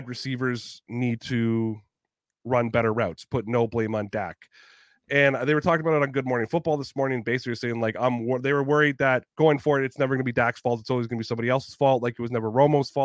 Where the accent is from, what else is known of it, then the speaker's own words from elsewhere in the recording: Toronto area, Ontario, Canada; being a Canadian is a big deal for me. Being a Canadian in the Toronto area, it's a big deal for me